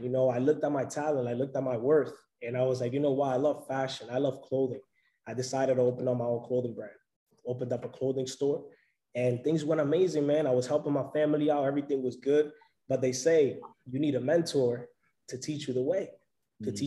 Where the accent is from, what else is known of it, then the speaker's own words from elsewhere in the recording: New York City, New York, United States; also born or lived in Providence; I'm originally from New York City